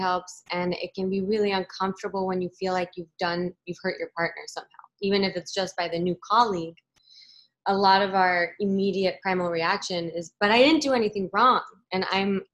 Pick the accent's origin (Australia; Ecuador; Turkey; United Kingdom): Ecuador; I was born in Ecuador, but my mom's Peruvian